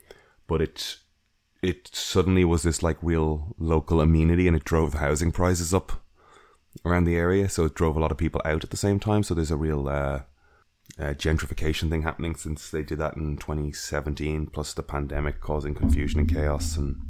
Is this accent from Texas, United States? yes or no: no; New York, United States; don't come in and just wreck our shit just because we're from New York.